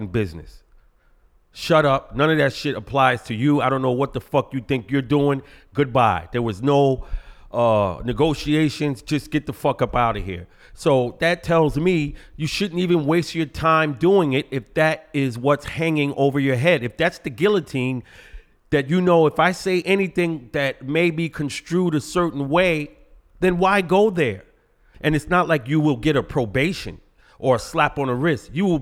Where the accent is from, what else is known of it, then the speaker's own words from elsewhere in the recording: New York City, New York, United States; growing up in Brooklyn